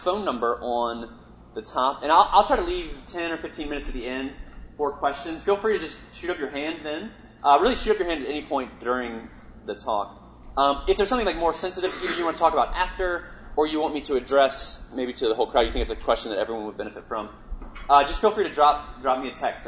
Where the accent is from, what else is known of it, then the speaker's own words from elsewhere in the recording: Richmond, Virginia, United States; moved away as an adult; now in New York, United States; I grew up in Virginia. I grew up in Richmond, which is the capital.